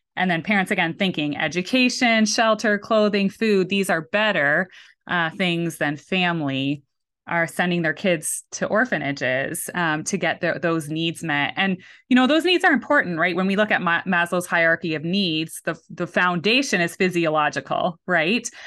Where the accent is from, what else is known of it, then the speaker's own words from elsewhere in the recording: Canada; moved away; So I am very much Canadian